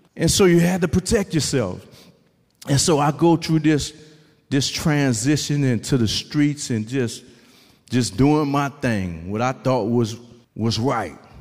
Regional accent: New Orleans, Louisiana, United States; I'm from New Orleans, Louisiana.

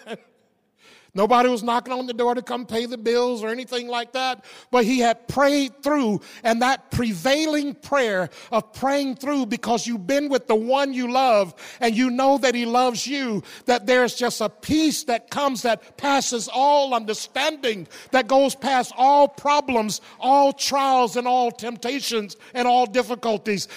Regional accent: the South, United States; growing up in the South

